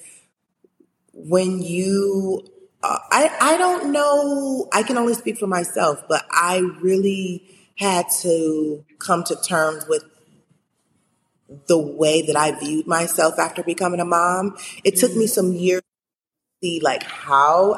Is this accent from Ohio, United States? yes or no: yes; Cleveland, Ohio, United States; moved away as an adult; also born or lived in Maryland; now in Los Angeles, United States; growing up in Cleveland